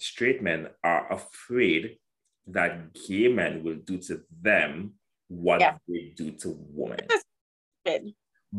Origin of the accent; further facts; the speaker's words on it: Trinidad & Tobago; I grew up in Trinidad